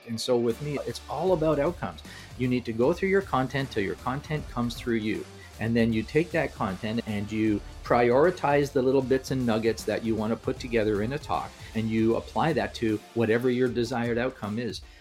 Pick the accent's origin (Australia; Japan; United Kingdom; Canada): Canada; I'm from Canada.